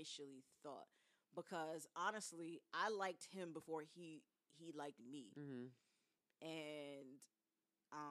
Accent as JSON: {"language": "English", "town": "New York City", "region": "New York", "country": "United States", "moved": "yes", "said": "I'm a Brooklyn girl"}